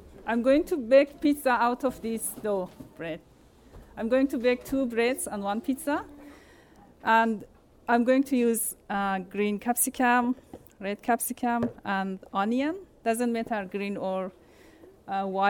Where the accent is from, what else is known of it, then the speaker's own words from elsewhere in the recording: Iran; also born or lived in Afghanistan; now in New Zealand; When I was a child, I grew up in Iran